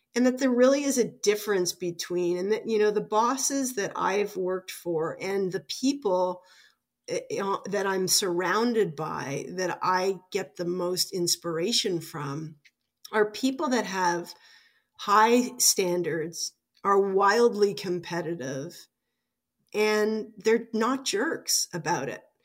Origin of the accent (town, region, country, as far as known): Toronto, Ontario, Canada; born or raised there; also born or lived in Regina / Ottawa